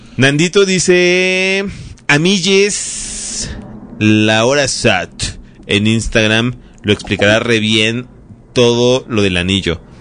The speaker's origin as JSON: {"language": "Spanish", "region": "Mexico City", "country": "Mexico", "said": "hemos sido esa chilanga"}